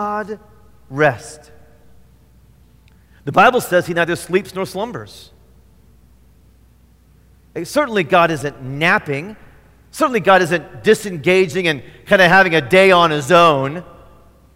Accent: Indiana, United States; moved away; I grew up in Indiana.

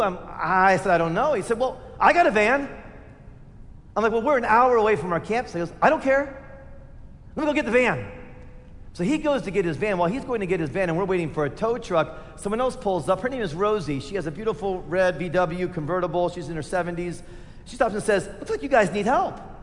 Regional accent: United States; I've been made an American by Jesus

